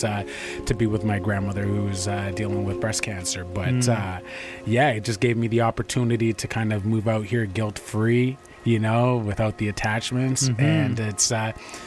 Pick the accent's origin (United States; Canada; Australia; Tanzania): Canada; Toronto, Ontario; moved away as an adult; now in Vancouver, Canada; I'm originally from Toronto